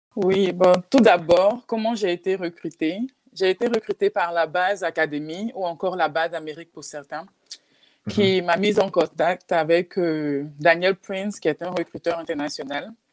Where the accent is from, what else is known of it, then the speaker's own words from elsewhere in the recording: Côte d’Ivoire; moved away; also born or lived in Texas / Oklahoma; chez nous en Côte d'Ivoire